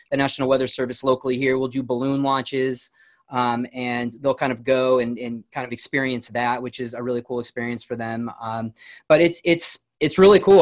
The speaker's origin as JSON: {"language": "English", "town": "New Milford", "region": "Connecticut", "country": "United States", "tie": "born or raised there", "said": "I grew up in New Milford, Connecticut, so it's in Litchfield County, Connecticut"}